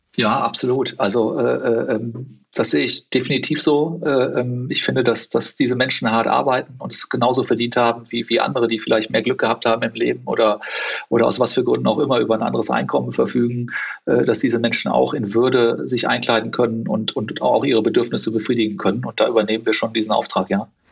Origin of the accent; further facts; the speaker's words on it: Cologne, North Rhine-Westphalia, Germany; also born or lived in South Africa; Das hat man halt dann wirklich nur da, wo man groß geworden ist anders. Und das ist bei mir Köln.